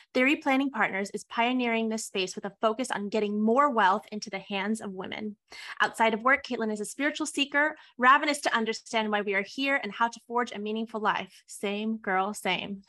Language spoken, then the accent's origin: English; West Coast, United States; I was born and raised on the West Coast